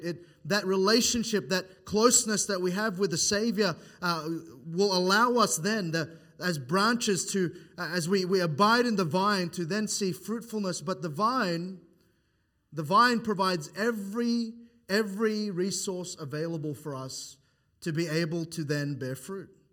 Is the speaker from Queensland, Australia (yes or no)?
no; New South Wales, Australia; moved away; I'm from New South Wales